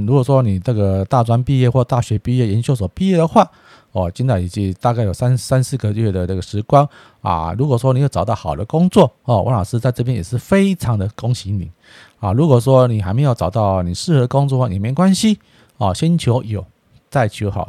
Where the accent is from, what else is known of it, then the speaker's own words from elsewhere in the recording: Taiwan; 我们台湾啊，这个土生土长的